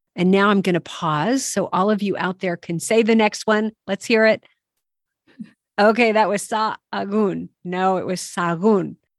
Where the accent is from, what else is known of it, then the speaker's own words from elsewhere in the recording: United States; as an American